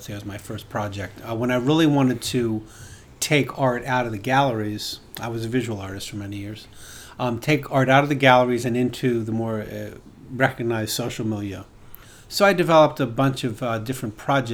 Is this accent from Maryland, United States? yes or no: yes; Bethesda, Maryland, United States; moved away; also born or lived in Boston; I was born in the suburbs of Washington, D.C., in Bethesda, Maryland